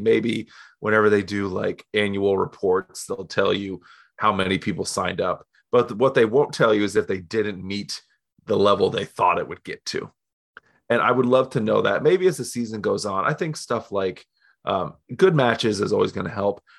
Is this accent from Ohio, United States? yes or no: yes; Canton, Ohio, United States; also born or lived in Ypsilanti, Michigan; I'm from Canton, Ohio